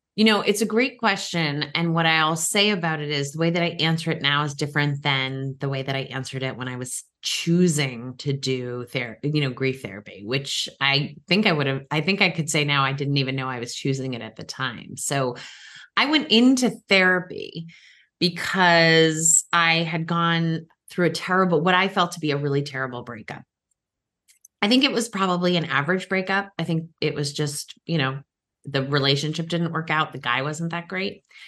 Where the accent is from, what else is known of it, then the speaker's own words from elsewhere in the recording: Cape Cod, Massachusetts, United States; also born or lived in Boston; now in Washington, D.C., United States; I live in the D C area, but I still say I'm from Boston because that was where I was born and where I did all my early years, um, a, actually Cape Cod, uh, specifically